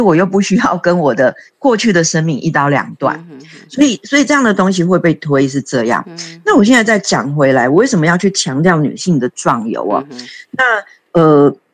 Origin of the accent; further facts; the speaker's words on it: Taiwan; 我们台湾人可能就是不好意思嘛